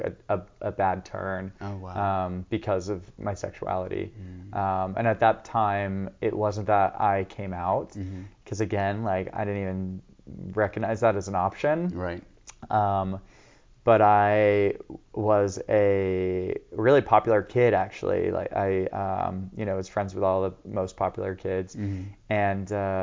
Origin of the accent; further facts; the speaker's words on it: Encinitas, California, United States; I grew up here in San Diego, in Encinitas specifically